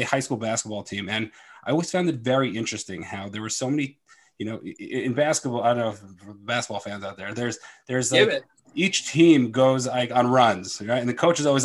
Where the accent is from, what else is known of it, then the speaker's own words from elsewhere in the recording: Philadelphia, Pennsylvania, United States; I'm from Philadelphia and I am a performance coach.